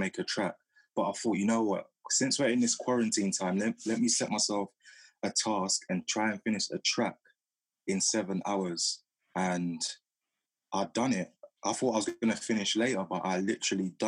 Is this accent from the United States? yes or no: no; London, United Kingdom; my time growing up in South London